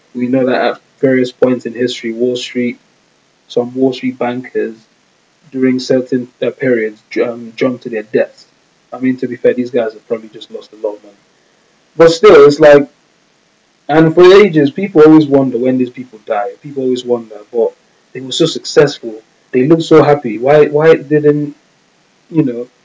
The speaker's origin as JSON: {"language": "English", "country": "Nigeria", "said": "we're Nigerian"}